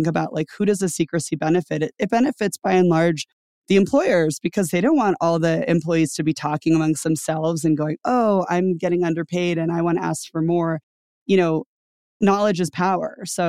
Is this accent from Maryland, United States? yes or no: no; Louisiana, United States; A lot of it has to do with like, where did you come from? And I came from Louisiana, mm-hmm. where I wasn't paid very much.